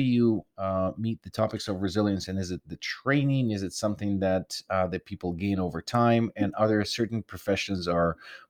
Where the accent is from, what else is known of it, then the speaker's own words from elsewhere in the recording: Ukraine; I'm coming from the tough background. I'm from Ukraine.